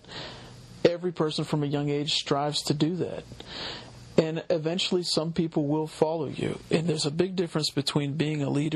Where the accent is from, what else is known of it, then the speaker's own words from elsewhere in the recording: Oakmont, Pennsylvania, United States; I'm from here in Pittsburgh. I grew up in Oakmont, Pennsylvania, went to Riverview High School